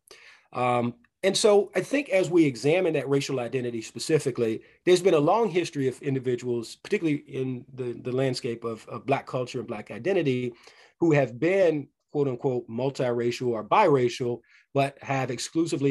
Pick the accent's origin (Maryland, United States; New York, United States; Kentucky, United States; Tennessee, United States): Kentucky, United States; Louisville; growing up in Louisville, Kentucky